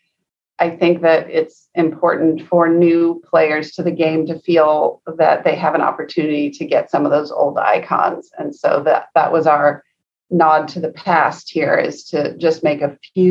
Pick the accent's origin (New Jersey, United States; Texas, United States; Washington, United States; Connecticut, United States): Washington, United States; Seattle; I grew up in Seattle